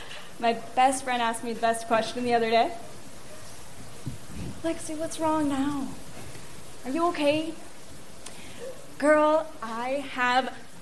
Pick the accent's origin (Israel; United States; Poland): United States; Orlando, Florida